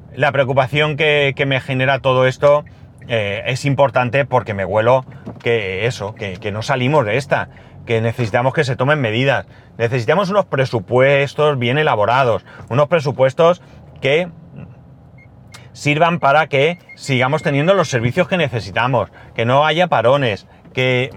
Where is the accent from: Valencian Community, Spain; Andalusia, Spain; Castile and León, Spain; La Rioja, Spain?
Valencian Community, Spain; Alicante; Alicante, que soy donde soy. Es decir, yo no me siento más alicantino que catalán